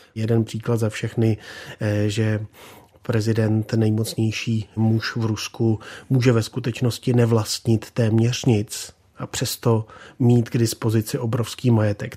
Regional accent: Czechia; my jsme taky Češi

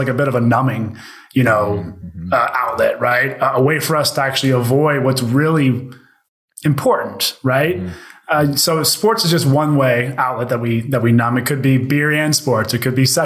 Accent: Pittsburgh, Pennsylvania, United States; also born or lived in Youngstown, Ohio; I grew up in Pittsburgh where like football is king

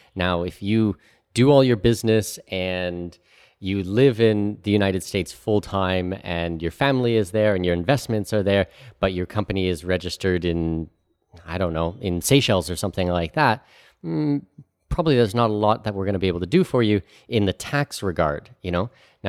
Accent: Canada; also born or lived in Middle East / Australia / Singapore / New Zealand; now in Panama; You know, I'm Canadian. I lived in the Middle East for 8 years. I lived in Australia and Singapore and New Zealand and all over the place. And now I live in Panama.

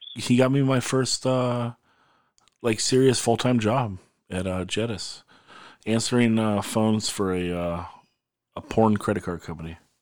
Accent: Oxnard, California, United States; We're all from Nard. We all went to Nard High

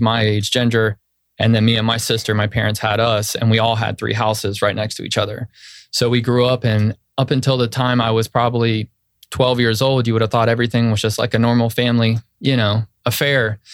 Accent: Central Florida, United States; I'm native to Central Florida. I grew up in Bay Lake.

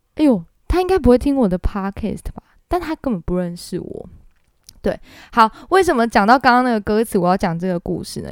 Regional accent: Taiwan; accent: Taiwanese accent; 我是台湾人，所以我讲法文如果有点台湾腔也是正常的咯，对，我也没有学过法文

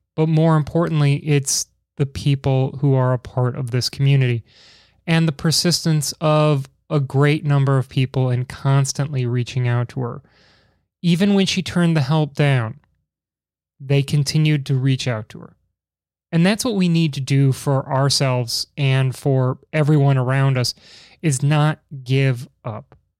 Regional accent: Chicago, Illinois, United States; being from Chicago

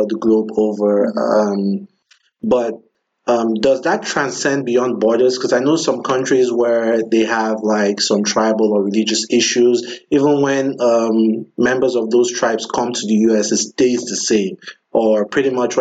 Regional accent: southern Nigeria, Nigeria; I'm from Nigeria, mm-hmm. and I'm from the southern part of Nigeria

